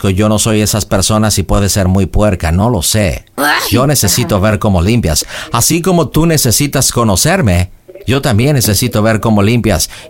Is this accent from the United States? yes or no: yes; United States; Spanish is a second language; Así somos los americanos, prácticos.